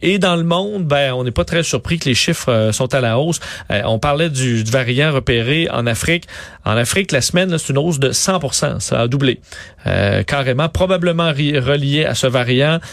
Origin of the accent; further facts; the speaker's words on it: Quebec, Canada; chez nous au Québec